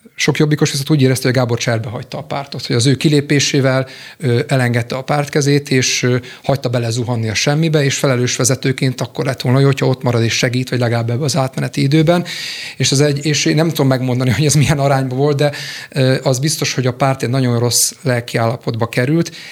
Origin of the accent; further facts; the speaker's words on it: Békéscsaba, Békés, Hungary; moved away as an adult; also born or lived in Budapest; 2004-ben kerültem Budapestre, én békéscsabai születésű vagyok